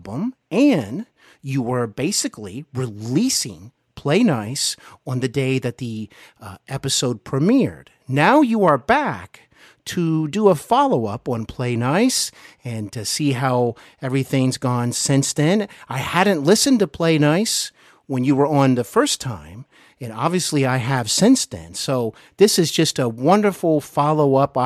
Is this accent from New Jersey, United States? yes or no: no; Cincinnati, Ohio, United States; moved away as an adult; also born or lived in Los Angeles / North Carolina / Knoxville; coming to you today from my hometown of Cincinnati, Ohio